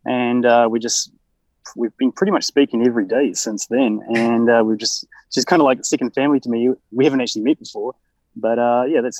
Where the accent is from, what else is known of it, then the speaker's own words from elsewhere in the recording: New Zealand; accent: New Zealand; my New Zealand accent